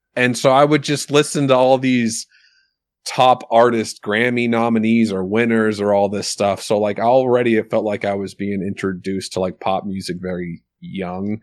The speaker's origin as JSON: {"language": "English", "town": "Soldotna", "region": "Alaska", "country": "United States", "tie": "born or raised there", "also_born_or_lived": "Milwaukee, Wisconsin, United States", "lives_now": "Eagle River, United States", "said": "I went to elementary school in Milwaukee till second grade, and then second grade moved back to Soldotna"}